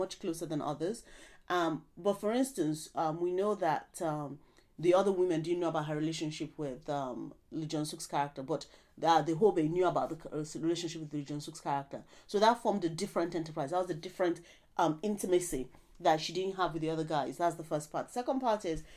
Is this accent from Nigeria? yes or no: yes; Nigeria; we're Nigerian